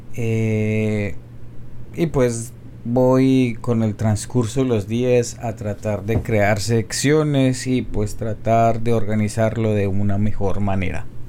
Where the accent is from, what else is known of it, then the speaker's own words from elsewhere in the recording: Colombia; soy un colombiano promedio